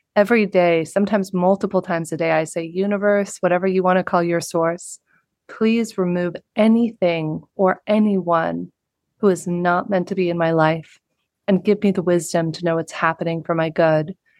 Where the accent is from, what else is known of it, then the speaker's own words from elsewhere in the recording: Southern California, United States; a young girl growing up in the United States in Southern California